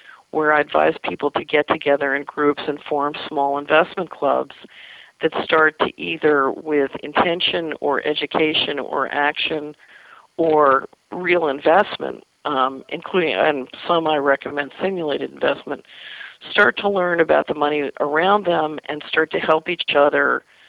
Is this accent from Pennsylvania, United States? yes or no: yes; Philadelphia, Pennsylvania, United States; when I was a little girl growing up in West Philadelphia